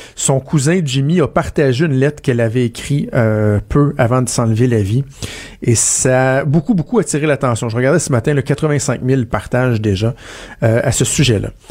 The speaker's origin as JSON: {"language": "French", "region": "Quebec", "country": "Canada", "said": "chez nous au Québec"}